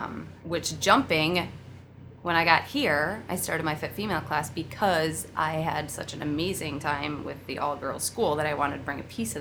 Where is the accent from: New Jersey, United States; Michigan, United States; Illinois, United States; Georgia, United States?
Illinois, United States; Oak Lawn; No, I'm from the southwest side, like Oak Lawn area.